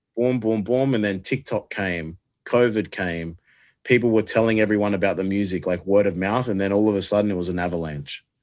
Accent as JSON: {"language": "English", "country": "Australia", "said": "I love being Australian"}